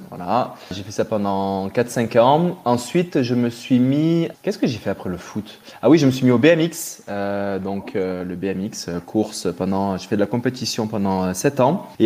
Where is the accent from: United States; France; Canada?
France; Guadeloupe; j'ai grandi, il faut savoir que j'ai grandi dans les Antilles, en Guadeloupe, où mes parents avaient eu le fou projet d'aller y monter un club de plongée dans les années 80.